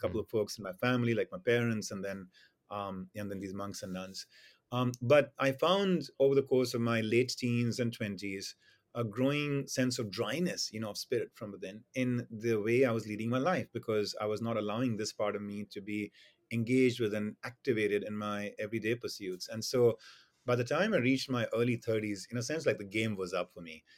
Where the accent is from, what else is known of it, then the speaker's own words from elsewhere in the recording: India; moved away; my experience in growing up in India